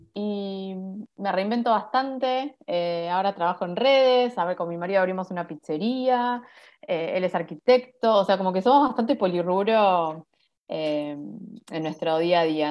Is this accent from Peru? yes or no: no; Monte Grande, Buenos Aires Province, Argentina; Yo soy de Monte Grande, de zona